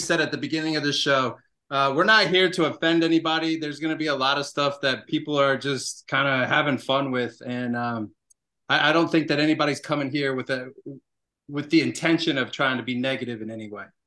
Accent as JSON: {"language": "English", "town": "Atlanta", "region": "Georgia", "country": "United States", "tie": "born or raised there", "also_born_or_lived": "Savannah, Georgia", "moved": "as an adult", "lives_now": "Colorado, United States", "said": "I grew up in Atlanta, Georgia, ended up, uh, living most of my life in Savannah, Georgia"}